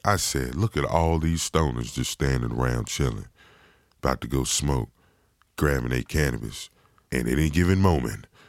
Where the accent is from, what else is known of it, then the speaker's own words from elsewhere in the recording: Virginia, United States; moved away; originally, I'm from Virginia